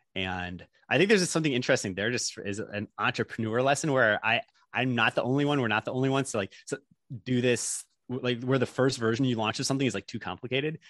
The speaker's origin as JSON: {"language": "English", "town": "Chicago", "region": "Illinois", "country": "United States", "also_born_or_lived": "Stanford, California", "moved": "yes", "said": "I'm from Chicago originally"}